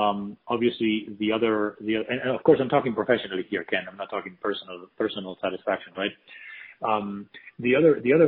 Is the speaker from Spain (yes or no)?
yes; Spain; now in United States; I'm actually from Spain originally, although I've been here for many years.